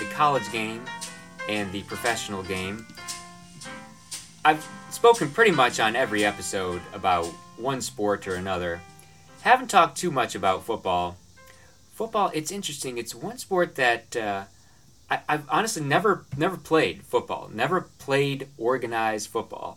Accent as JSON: {"language": "English", "town": "Binghamton", "region": "New York", "country": "United States", "tie": "born or raised there", "said": "Where I grew up in Binghamton"}